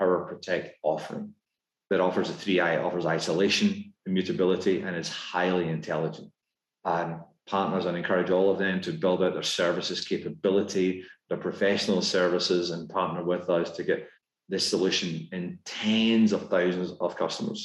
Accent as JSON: {"language": "English", "region": "Scotland", "country": "United Kingdom", "accent": "Scottish", "moved": "as an adult", "lives_now": "United States", "said": "despite my Scottish accent, my wife and I, we became American citizens just before the pandemic."}